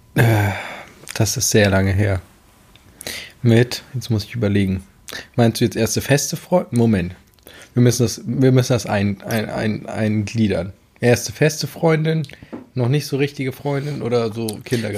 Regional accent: Amelinghausen, Lower Saxony, Germany; bin hier im Westen aufgewachsen, sage ich jetzt mal. Den, wie gesagt, Amlinghausen, Lüneburger Heide

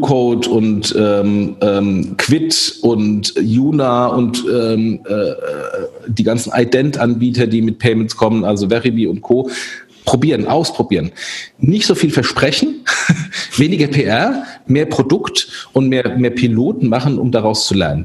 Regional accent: Germany; wir als Deutsche

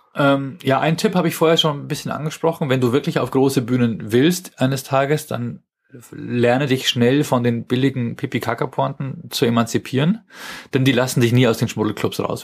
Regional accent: Germany; als Deutscher

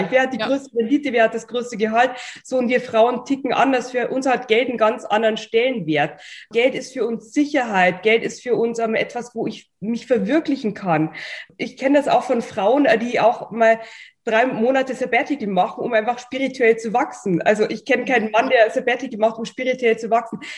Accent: Bavaria, Germany; accent: Bavarian; und hatte dann auch noch meinen bayerischen Akzent und die sprachen alle perfektes Hochdeutsch.

